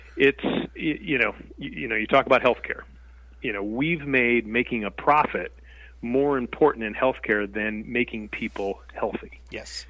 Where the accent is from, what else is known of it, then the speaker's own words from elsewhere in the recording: Connecticut, United States; moved away as an adult; also born or lived in Nevada; I was born and raised in Connecticut